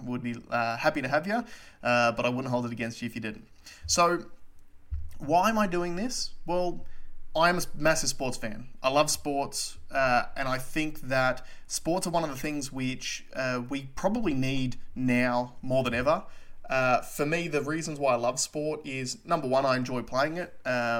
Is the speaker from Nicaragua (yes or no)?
no; Australia; obviously the biggest thing as far as Australian sports goes was our performance at Wimbledon.